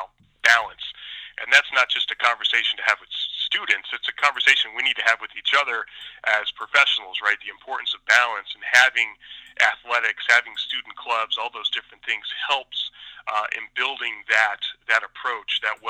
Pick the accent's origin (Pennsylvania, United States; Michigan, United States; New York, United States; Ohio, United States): Pennsylvania, United States; moved away as an adult; now in Syracuse, United States; I'm a transplant from Pennsylvania